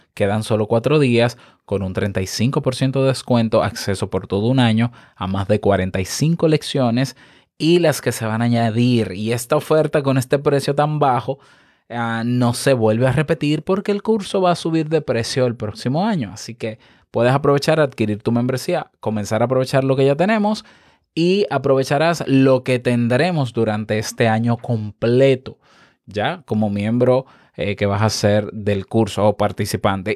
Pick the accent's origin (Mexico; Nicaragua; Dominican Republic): Dominican Republic; en mi país